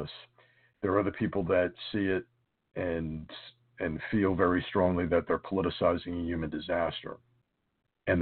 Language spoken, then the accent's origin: English; United States; As a American and as a Catholic